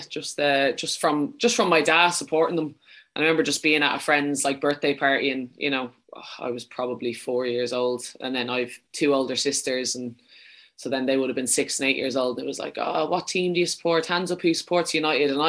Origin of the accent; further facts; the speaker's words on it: Leinster, Ireland; accent: Dublin; No, I'm from Wicklow. Um, my mom will be very disappointed with that now. She always says I kind of have a bit too much of a Dublin accent.